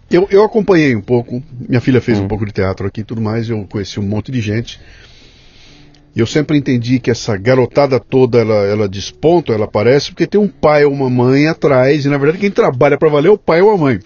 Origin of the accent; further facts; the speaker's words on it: Bauru, São Paulo, Brazil; eu sou de Bauru e Bauru é uma cidade absolutamente plana